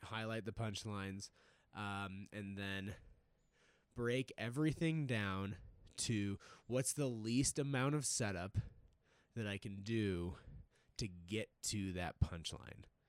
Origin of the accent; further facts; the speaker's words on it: East Coast, United States; now in Denver, United States; I grew up on the East Coast